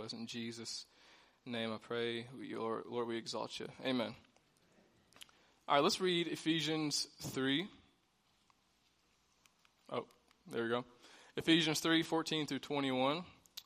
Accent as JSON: {"language": "English", "area": "Ballard County", "region": "Western Kentucky", "country": "United States", "tie": "born or raised there", "also_born_or_lived": "Springfield, Illinois", "said": "I grew up in Western Kentucky. I'm originally from Springfield, Illinois, but I got adopted by my aunt and got to Western Kentucky."}